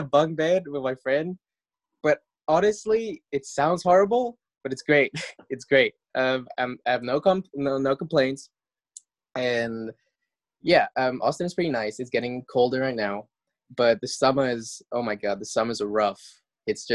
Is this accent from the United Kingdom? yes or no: no; Mauritius; moved away as an adult; I'm from Mauritius, which is a tiny island off the east coast of Madagascar.